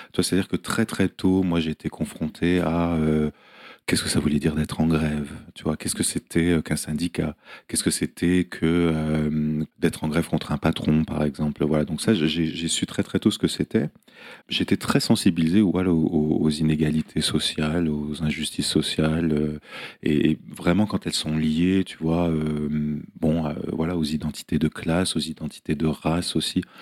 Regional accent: France; moved away as an adult; now in New York, United States; je suis français, mais je vis aux États-Unis

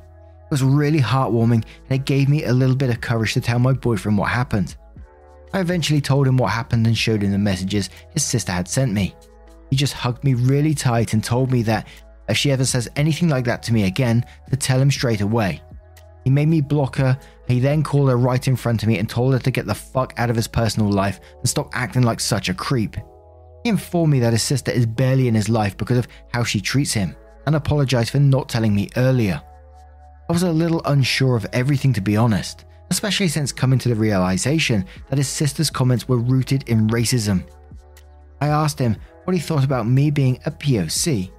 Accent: Canada; I'm Canadian, old enough to be both of your mums, a very bright, accomplished woman and a former model when I was your age.

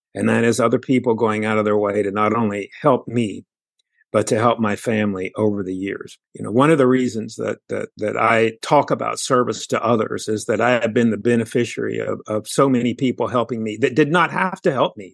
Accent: Houston, Texas, United States; I'm also from Houston, Texas

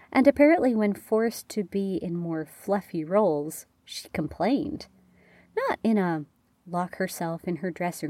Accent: Canada; I'm Canadian

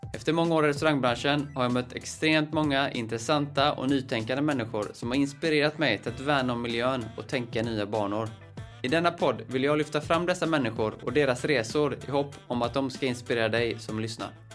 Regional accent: Stenungsund, Västra Götaland, Sweden; moved away; also born or lived in Gothenburg; både du och jag är från Stenungsund

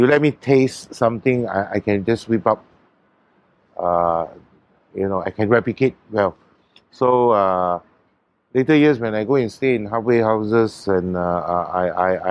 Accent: Singapore; I'm a Singaporean

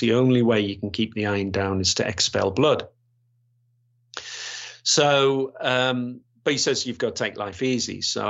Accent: Yorkshire and the Humber, United Kingdom; because I come from West Yorkshire following the riots there

